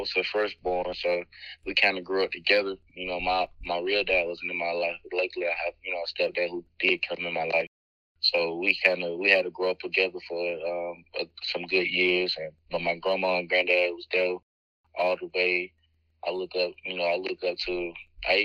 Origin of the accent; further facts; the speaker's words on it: Albany, Georgia, United States; growing up in Albany, growing up in Albany, Georgia, it was a hard time